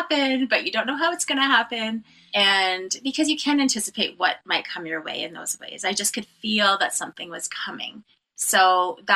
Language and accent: English; Cape Croker First Nation, Ontario, Canada; I am from Nation Agaming and Dunjaba from Cape Croker First Nation